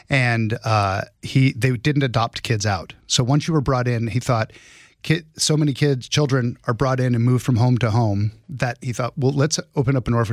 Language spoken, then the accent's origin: English; Prescott, Arizona, United States; Arizona, Prescott, yep. Arizona. Prescott. And Prescott, like biscuit.